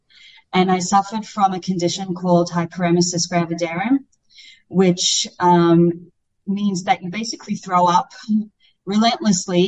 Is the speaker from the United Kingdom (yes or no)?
no; Australia; moved away as an adult; I grew up in Australia from the age of 5 to 19.